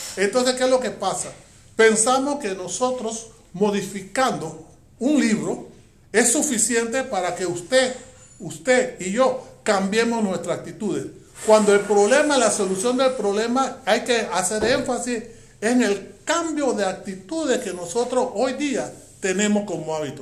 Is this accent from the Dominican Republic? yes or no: no; Panama